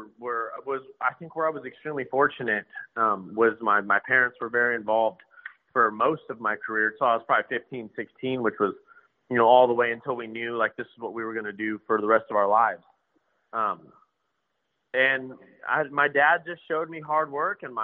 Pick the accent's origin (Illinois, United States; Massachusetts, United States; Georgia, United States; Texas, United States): Texas, United States; South; Growing up in South Texas